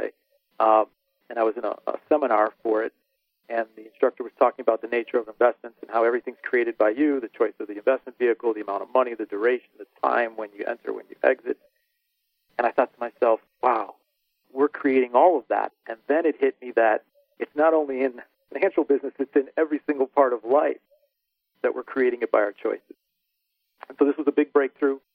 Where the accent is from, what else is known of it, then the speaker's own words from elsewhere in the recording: Chicago, Illinois, United States; growing up in the Chicagoland area